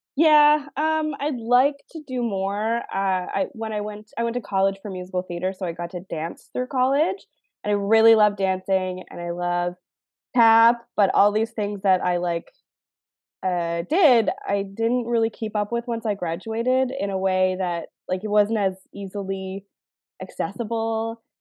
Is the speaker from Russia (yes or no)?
no; Canada; I'm Canadian